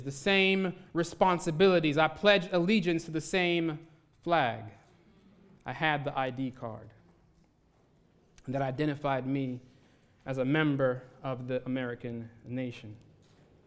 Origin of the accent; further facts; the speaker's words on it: Santa Cruz, Jamaica; now in United States; I was born in Jamaica, in rural Jamaica, in a little town, real small town called Santa Cruz